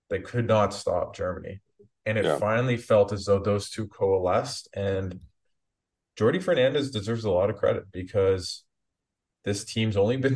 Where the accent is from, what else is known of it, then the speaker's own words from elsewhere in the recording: Canada; just as a Canadian fan that, and I'm sure you feel the same.